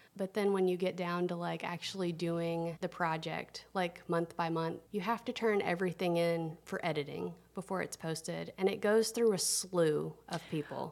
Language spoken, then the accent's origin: English; Tennessee, United States; now in Atlanta, United States; I'm from Tennessee. I was a little girl. I grew up, I just love to eat